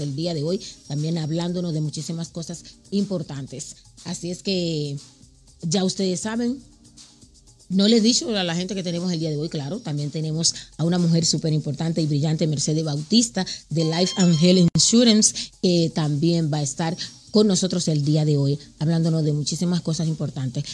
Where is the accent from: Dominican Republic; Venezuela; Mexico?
Dominican Republic; now in United States; mi país, República Dominicana